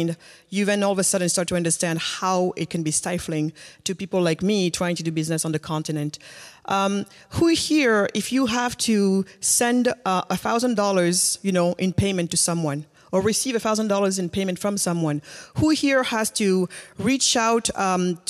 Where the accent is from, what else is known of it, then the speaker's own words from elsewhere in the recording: Senegal; I'm originally from Senegal